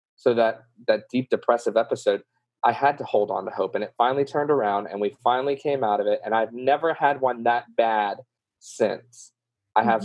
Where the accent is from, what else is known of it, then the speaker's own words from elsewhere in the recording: New Orleans, Louisiana, United States; accent: southern; I'm from New Orleans